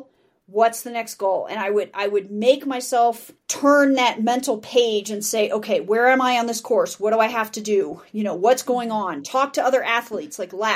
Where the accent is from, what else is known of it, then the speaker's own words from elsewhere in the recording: Denver, Colorado, United States; I'm from Denver.